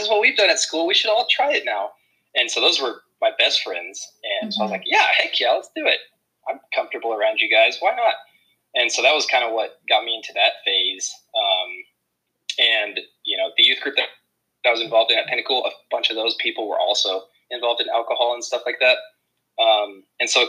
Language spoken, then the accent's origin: English; Amarillo, Texas, United States; As many people in Amarillo, Texas grew up, I was raised in a church with a really good family around me.